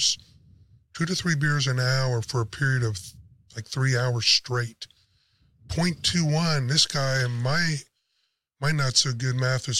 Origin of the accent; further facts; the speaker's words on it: Dayton, Ohio, United States; growing up in the Dayton area